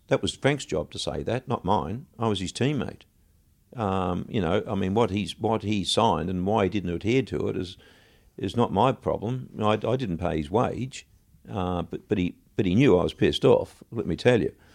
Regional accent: Australia; moved away as an adult; also born or lived in London; we're from Australia

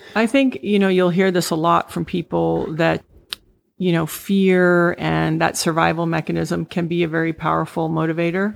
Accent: U.S. Virgin Islands; moved away; also born or lived in Puerto Rico / Saint Thomas; eventually I really grew up in the Virgin Islands.

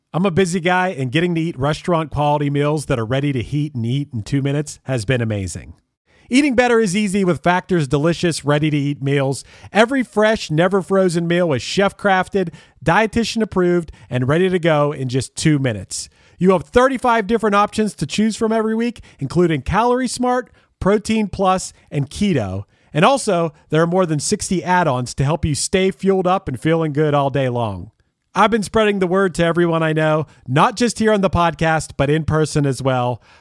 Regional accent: Pittsburgh, Pennsylvania, United States; born or raised there

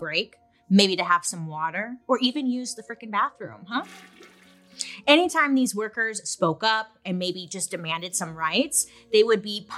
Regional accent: Southern California, United States; growing up in Southern California

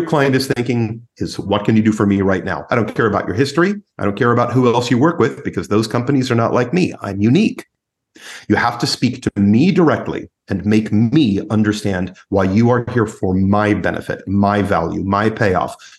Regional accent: United States; as an American trainer and an American coach

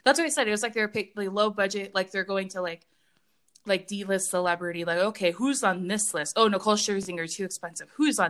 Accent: California, United States; moved away as an adult; also born or lived in Oregon; I'm from California.

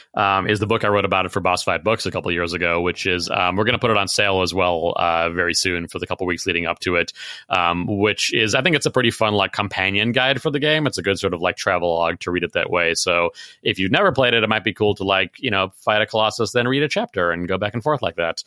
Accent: Chicago, Illinois, United States; I grew up in Chicago

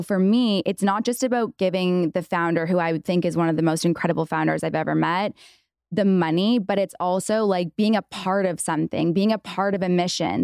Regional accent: Canada; now in United States; I'm from Canada.

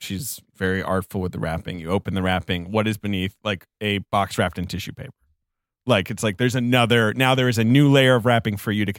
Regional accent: England, United Kingdom; moved away as an adult; Paul doesn't know that I grew up in England. I spent most of my young life in England. I moved there when I was 9.

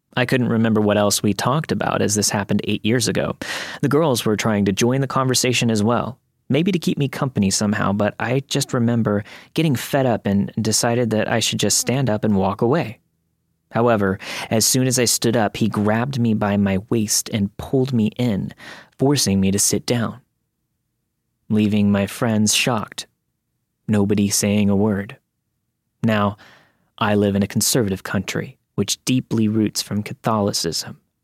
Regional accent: Florida, United States; moved away; I grew up in Florida

